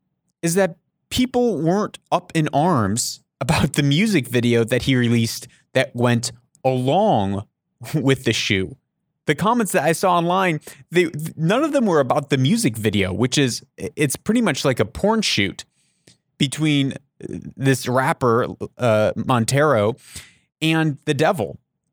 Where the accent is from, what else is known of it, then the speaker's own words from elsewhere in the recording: Papua New Guinea; I grew up in Papua New Guinea.